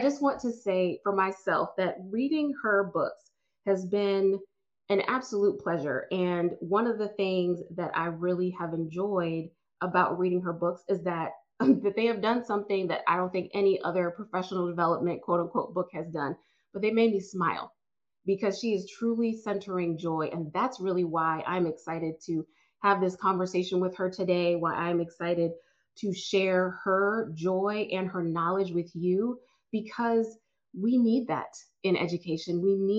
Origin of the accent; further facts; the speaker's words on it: Gary, Indiana, United States; So I'm also from Gary, Indiana. You know, I was raised with not all the resources, but all the resources I needed